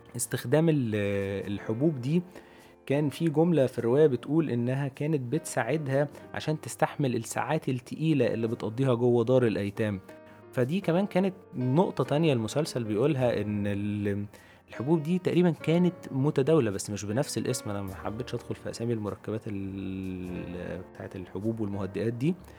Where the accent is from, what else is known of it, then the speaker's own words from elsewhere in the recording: Egypt; عندنا في مصر